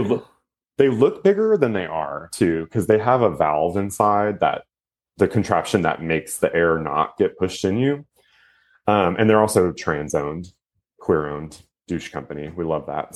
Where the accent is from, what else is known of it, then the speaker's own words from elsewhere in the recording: Houston, Texas, United States; also born or lived in Austin, Texas / New York City; I'm actually from Houston, Texas, but I moved to Austin, Texas because my best friend was there.